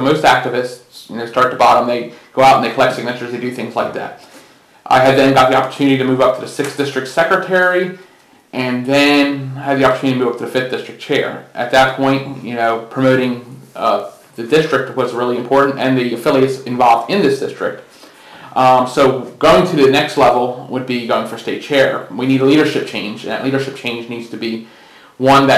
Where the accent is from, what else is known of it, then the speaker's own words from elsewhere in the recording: Mount Holly, New Jersey, United States; moved away as an adult; now in Virginia, United States; I was born in Mount Holly, New Jersey, so I actually came from New Jersey